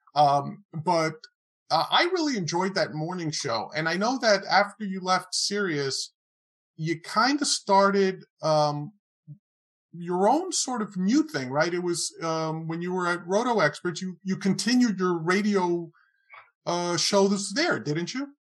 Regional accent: New York City, New York, United States; also born or lived in Queens, New York; I was born in the Bronx, and raised in the Bronx, not too far from Yankee Stadium

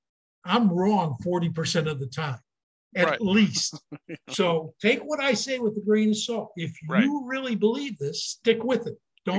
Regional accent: Michigan, United States; also born or lived in Mason City, Iowa / Charles City, Iowa / West Virginia; I grew up in Michigan

